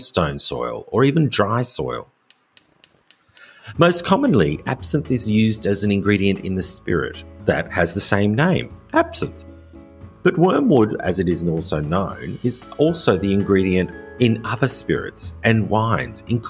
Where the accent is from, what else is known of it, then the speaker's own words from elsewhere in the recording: Australia; moved away as an adult; also born or lived in rural France; now in France; an Australian living in rural France